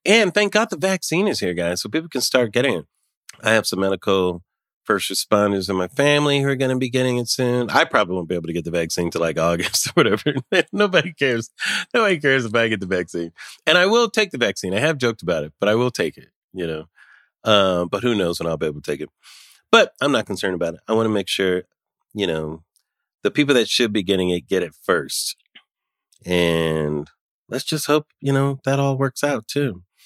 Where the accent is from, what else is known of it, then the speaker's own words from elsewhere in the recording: United States; As an American